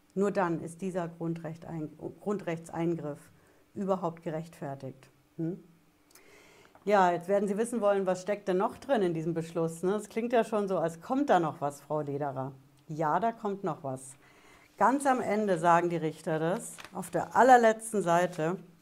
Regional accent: Germany; bei uns in Deutschland

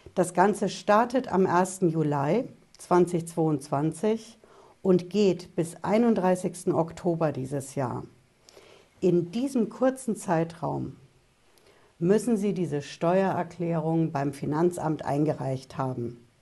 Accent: Germany; bei uns in Deutschland

